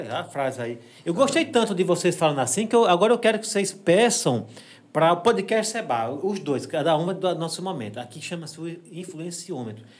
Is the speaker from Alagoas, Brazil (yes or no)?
yes; Água Branca, Alagoas, Brazil; moved away as an adult; also born or lived in São Paulo; now in Delmiro Gouveia, Brazil; Eu sou de Delmiro, eu sou de Água Branca, da Serra uhum. da Jurema, em, em, Água Branca